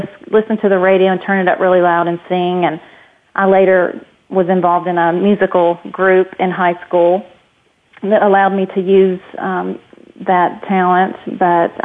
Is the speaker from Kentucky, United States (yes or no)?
yes; Hopkinsville, Kentucky, United States; I grew up in Hopkinsville, Kentucky, and small town